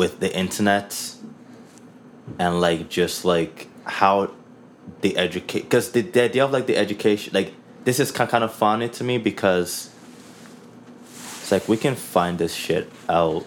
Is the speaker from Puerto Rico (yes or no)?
no; Nigeria; now in Canada; I'm Nigerian. I'm a Nigerian Canadian. I'm a Nigerian that moved to Canada.